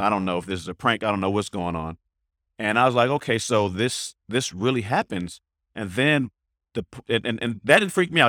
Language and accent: English; the Bay Area, California, United States; I'm from the Bay.